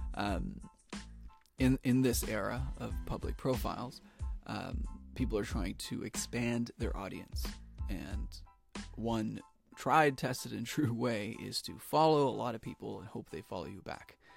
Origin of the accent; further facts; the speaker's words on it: Toronto, Ontario, Canada; I'm from Toronto, Ontario, in Canada